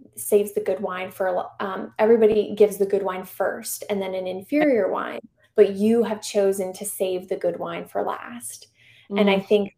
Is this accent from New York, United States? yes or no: no; Charlotte, North Carolina, United States; also born or lived in Arlington; my hometown parish recently reached out to me and asked if I would do basically the Charlotte version of Theology on Tap